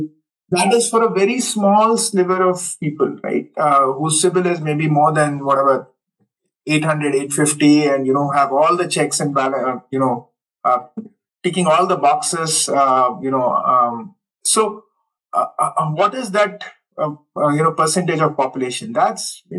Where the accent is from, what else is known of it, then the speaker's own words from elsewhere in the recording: Hubballi, Karnataka, India; moved away as an adult; also born or lived in United States / Europe; close to my hometown, say Hubballi